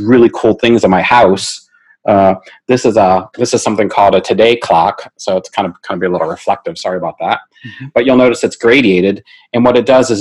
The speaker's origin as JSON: {"language": "English", "country": "United States", "said": "I'm American."}